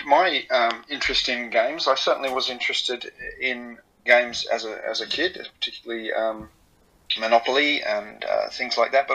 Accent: Australia; moved away as an adult; now in Japan; I'm Australian. I've been living in Japan 18 years.

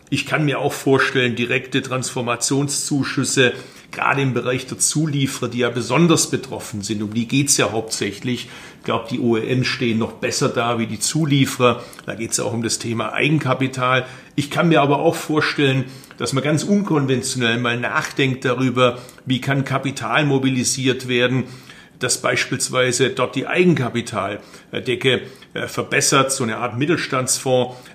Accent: Baden-Württemberg, Germany; Also ich bin Schwabe, darum will ich, dass das Geld effektiv eingesetzt wird.

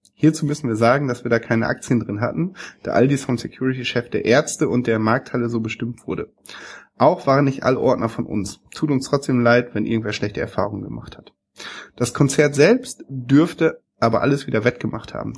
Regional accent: East Frisia, Lower Saxony, Germany; moved away; in dem Ort, wo ich groß geworden bin, gibt's gar keine Schule, deswegen muss ich nach Wittmund, nach Ostfriesland

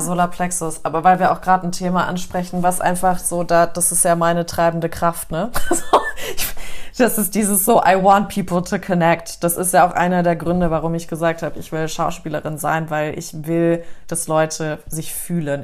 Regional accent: Germany; bei uns in Deutschland

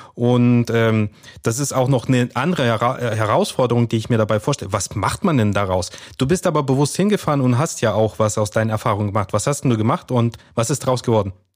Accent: Kazakhstan; now in Germany; Wir sind, äh, alle drei in Kasachstan geboren.

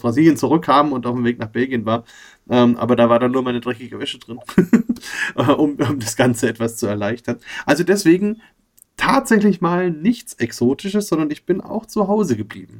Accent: Bamberg, Bavaria, Germany; ich war halt in Bamberg groß geworden, bin aus Bamberg

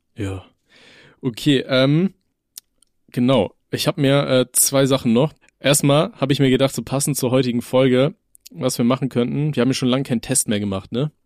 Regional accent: North Rhine-Westphalia, Germany; bei uns in NRW

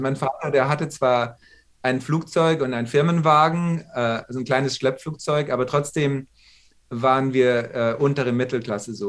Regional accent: Munich, Bavaria, Germany; moved away as an adult; also born or lived in New York, United States; now in Los Angeles, United States; Und ich war in München geboren.

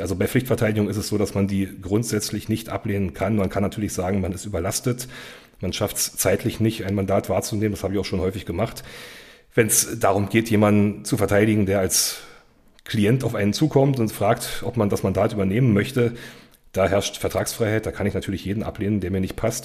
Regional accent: Cottbus, Brandenburg, Germany; moved away as an adult; also born or lived in Berlin / Franconia / Saxony-Anhalt / Mecklenburg-Vorpommern; komme aus Cottbus, auch gebürtig aus Cottbus

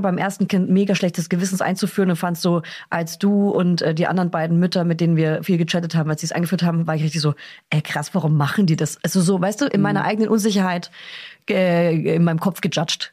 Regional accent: Bavaria, Germany; moved away; fahre zurück in meine Heimat

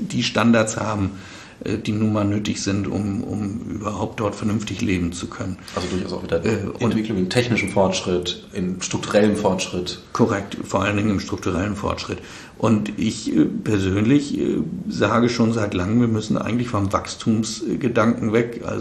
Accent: Northern Germany, Germany; ich komme ja aus dem Norden.

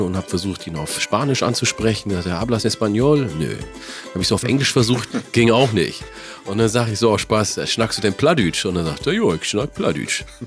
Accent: Wollega, Oromia, Ethiopia; also born or lived in Northern Germany; now in Germany; aus der Region, wo ich komme, Wallaga

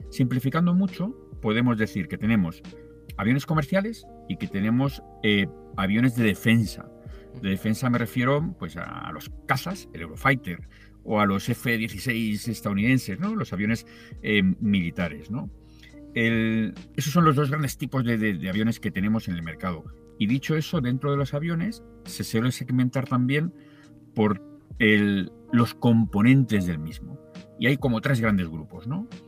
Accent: Tarragona, Catalonia, Spain; now in Madrid, Spain; es cierto que vivo en Madrid, pero te recuerdo que soy de Tarragona y que hace muchos años que no vivo allí.

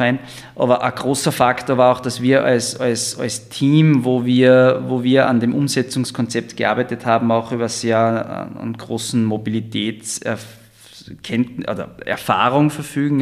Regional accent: Styria, Austria; moved away as an adult; also born or lived in Vienna, Austria; now in Zell am See, Austria; ich bin aus der Steiermark eigentlich habe vorher in Wien

